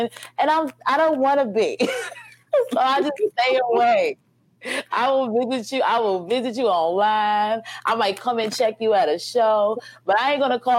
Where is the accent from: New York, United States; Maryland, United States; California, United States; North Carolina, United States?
New York, United States; New York City; now in Houston, United States; I'm from Brooklyn.